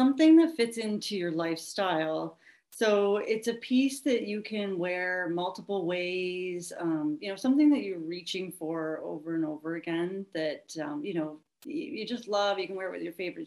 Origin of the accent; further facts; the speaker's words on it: Wellington, Ontario, Canada; also born or lived in Belleville; I'm from Belleville and the local area. I grew up in Wellington, actually